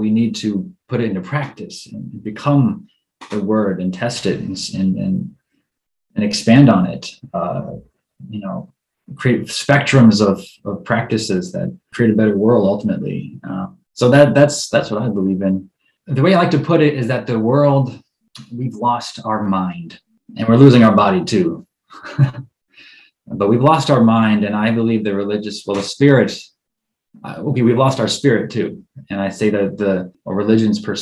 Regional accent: United States; as an American

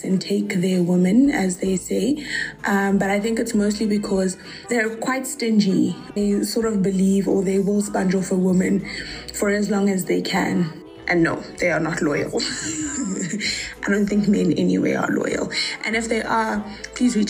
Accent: South Africa; I'm from South Africa

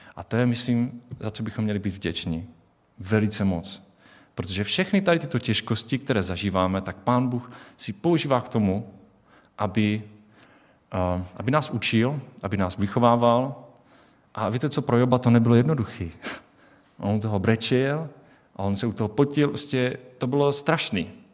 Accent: Czechia; my tady v České republice jako Češi

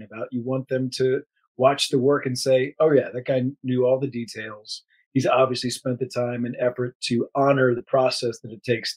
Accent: United States; I grew up near Fort Myers

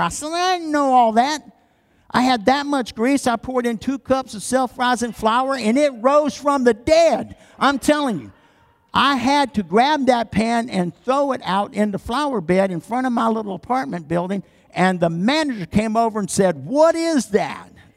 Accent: the South, United States; I'm from the South

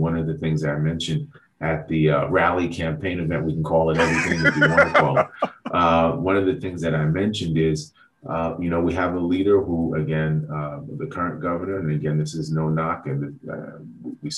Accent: New York City, New York, United States; I grew up in Southeast Queens and in Jamaica.

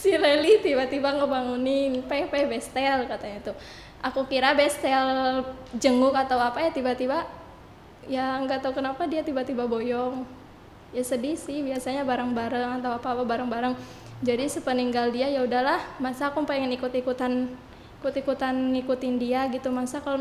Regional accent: Karawang, West Java, Indonesia; born there; Saya saya lahir di Karawang 8 Oktober 2020.

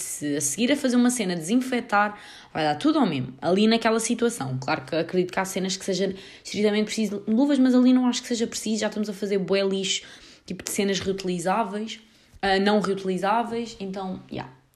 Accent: Portugal; nem sabem se eu sou inglesa ou se sou portuguesa

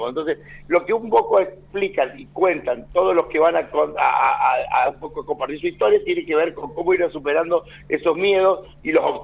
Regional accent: Río Cuarto, Córdoba, Argentina; moved away; Claro, de Río Cuarto hasta la muerte

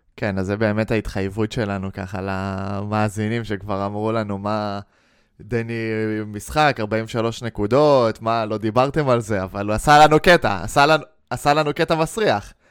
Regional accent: Israel; בתור ישראלים

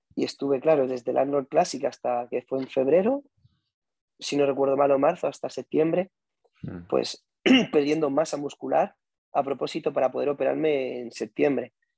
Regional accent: Albacete, Castilla-La Mancha, Spain; yo soy de Albacete y como en Albacete no había un sitio donde pudiésemos bailar, practicábamos solo en la calle

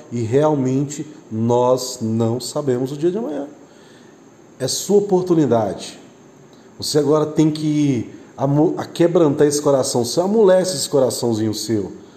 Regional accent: Aparecida de Goiânia, Goiás, Brazil; Nós somos aqui do estado de Goiás, cidade Aparecida de Goiânia

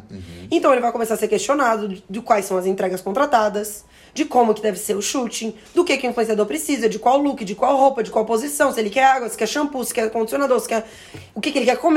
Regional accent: Florianópolis, Santa Catarina, Brazil; eu sou lá de Florianópolis.

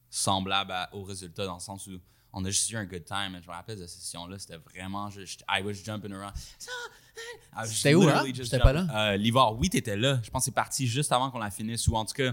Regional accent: Rwanda; now in Montreal, Canada; Fait quand je suis move de Rwanda à Montréal

